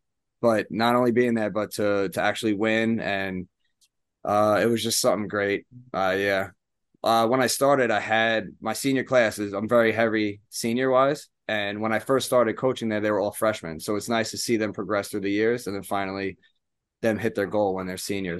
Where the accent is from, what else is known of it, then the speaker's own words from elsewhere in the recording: Smithtown, New York, United States; So I grew up in Long Island, Smithtown. I still live there now.